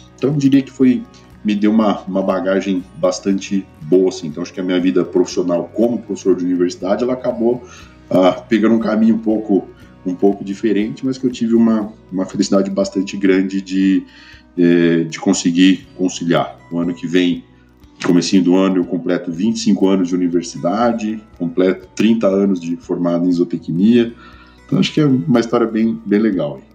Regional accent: Ribeirão Preto, São Paulo, Brazil; eu sou de Ribeirão Preto, tá? do interior de São Paulo

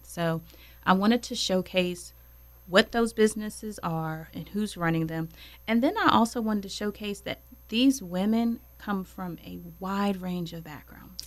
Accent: Roanoke, Virginia, United States; also born or lived in Winston-Salem, North Carolina; I'm originally from Roanoke, Virginia

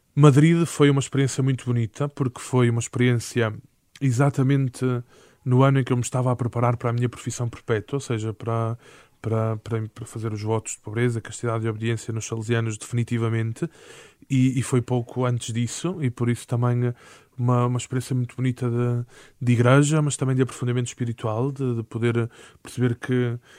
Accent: Porto, Norte, Portugal; born or raised there; moved away as an adult; now in Lisbon, Portugal

